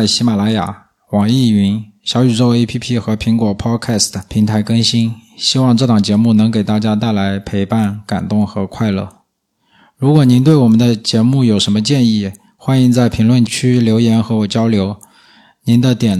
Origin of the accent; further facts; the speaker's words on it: southern China, China; accent: southern, no retroflex sounds; 我那些来自华北平原的大学同学总是嘲笑我这个南方人说话不会卷舌头